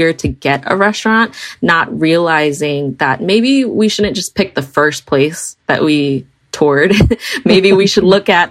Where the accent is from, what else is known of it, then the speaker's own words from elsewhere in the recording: Milwaukee, Wisconsin, United States; also born or lived in Franklin, Wisconsin; So we grew up in Milwaukee. Milwaukee's our home